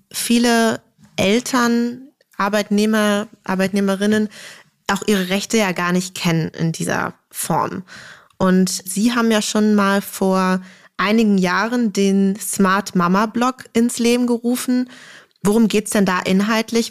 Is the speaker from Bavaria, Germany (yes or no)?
no; Berlin, Germany; accent: Berliner Schnauze; wir als echte Berliner natürlich mit Berliner Schnauze Vokabular quasi aufgewachsen sind